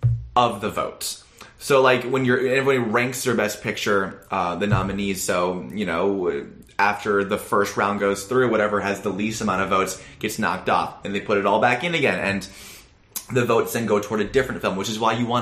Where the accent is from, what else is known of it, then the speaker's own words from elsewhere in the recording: Iowa, United States; talk about my home state.